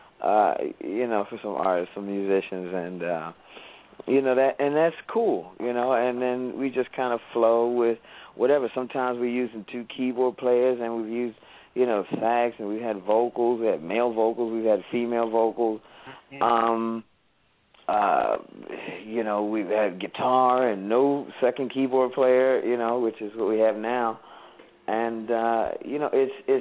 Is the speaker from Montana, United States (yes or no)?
no; Philadelphia, Pennsylvania, United States; we're originally from Philly